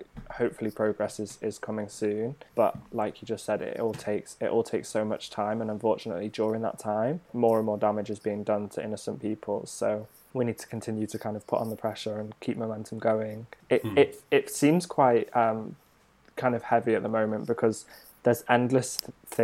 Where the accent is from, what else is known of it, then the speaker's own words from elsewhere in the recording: North Wales, United Kingdom; Growing up in North Wales